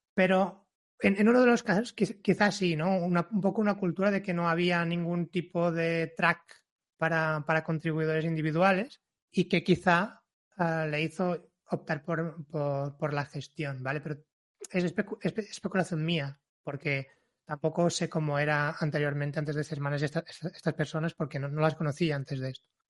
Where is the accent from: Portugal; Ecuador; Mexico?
Portugal; Spanish is a second language; moved away as an adult; now in Barcelona, Spain; vengo de Portugal, aunque viva en Barcelona desde hace ocho años